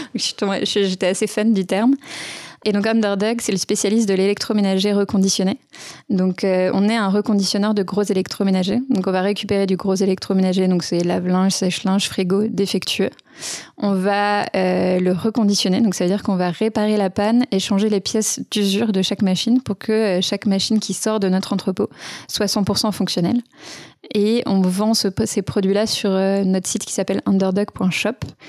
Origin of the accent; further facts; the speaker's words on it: Sevelinges, Auvergne-Rhône-Alpes, France; je viens d'un petit village qui s'appelle Sevelinge, qui est pas très loin de Roanne, qui est lui-même pas très loin de Lyon